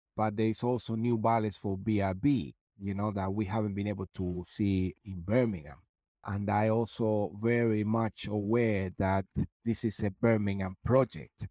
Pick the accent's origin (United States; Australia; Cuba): Cuba; moved away; also born or lived in London; that kid that I was coming from Cuba and now a principal dancer and a guest star in the Royal Opera House